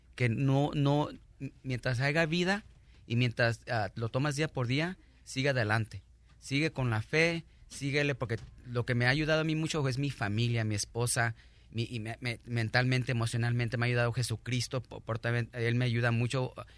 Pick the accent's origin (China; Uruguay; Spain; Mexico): Mexico; now in United States; yo soy mexicano